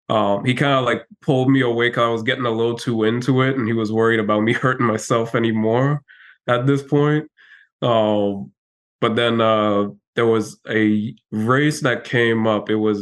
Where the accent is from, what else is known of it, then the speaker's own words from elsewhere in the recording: U.S. Virgin Islands; it's going to be tough, but I'm also from the Virgin Islands, so it'll be a little bit easier than most folks.